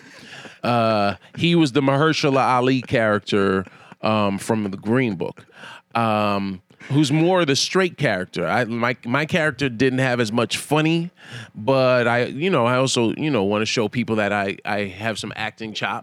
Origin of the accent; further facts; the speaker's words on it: New York, United States; I'm a New Yorker